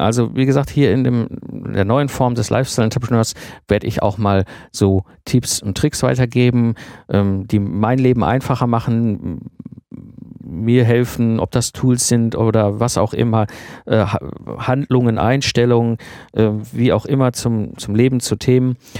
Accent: Ruhr area, North Rhine-Westphalia, Germany; ich komme aus dem Ruhrpott

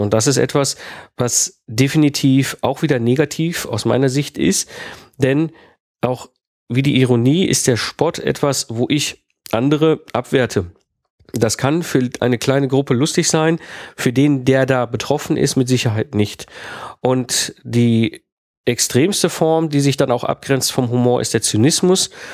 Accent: Germany; also born or lived in France; als deutscher Speaker zum Beispiel nach Frankreich gehe und ich habe dort ja auch eine Zeit lang gelebt in Frankreich

